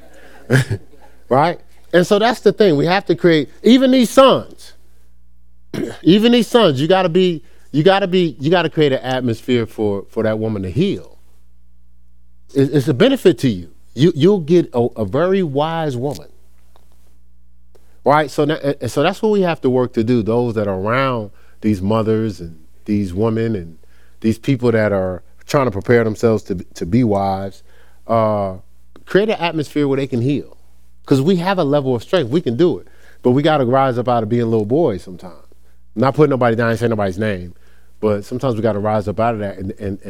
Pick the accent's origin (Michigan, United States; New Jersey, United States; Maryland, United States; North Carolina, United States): New Jersey, United States; Newark; I came from Newark, New Jersey